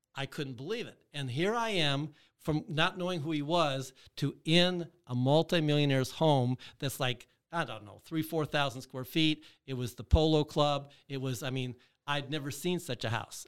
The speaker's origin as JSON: {"language": "English", "region": "Michigan", "country": "United States", "tie": "born or raised there", "said": "I grew up in Michigan"}